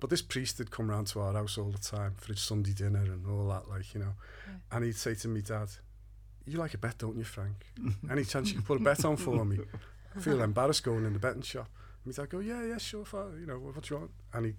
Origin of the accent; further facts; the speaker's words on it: Liverpool, North West England, United Kingdom; now in Ellesmere Port, United Kingdom; I grew up in Kirkdale, and not far from Great Ormond Street, where the play ultimately ends up being set. Mm-hmm. But we moved to Ellesmere Port in the 70s